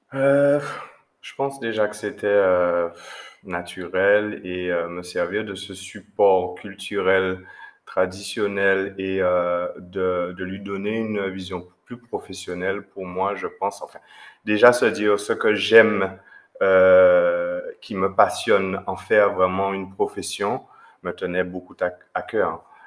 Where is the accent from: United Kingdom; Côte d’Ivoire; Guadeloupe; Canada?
Guadeloupe; chez nous en Guadeloupe